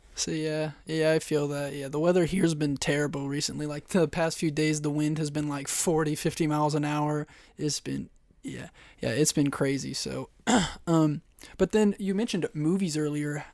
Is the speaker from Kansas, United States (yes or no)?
yes; Kansas, United States; I'm from Kansas